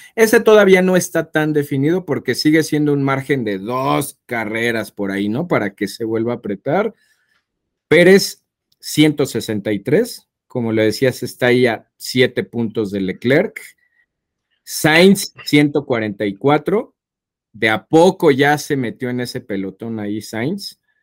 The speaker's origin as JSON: {"language": "Spanish", "country": "Mexico", "said": "somos mexicanos"}